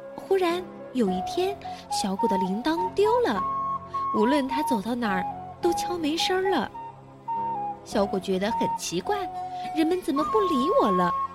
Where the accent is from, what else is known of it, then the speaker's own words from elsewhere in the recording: Ningbo, Zhejiang, China; 我来自宁波